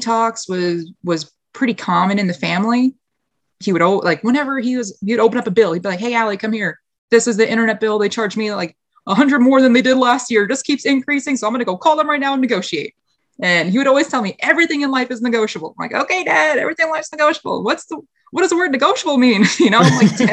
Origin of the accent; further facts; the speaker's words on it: White Plains, New York, United States; moved away as an adult; also born or lived in North Carolina; born and raised in White Plains, New York. It's just like 30, 45 minutes north of the city